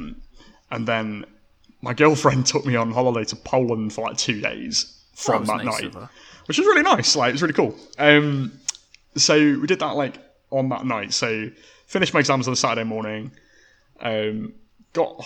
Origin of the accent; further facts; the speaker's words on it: Cumbria, North West England, United Kingdom; moved away; also born or lived in Oxford; Matthew went back up to our kind of homeland in the north. We're both from Cumbria originally.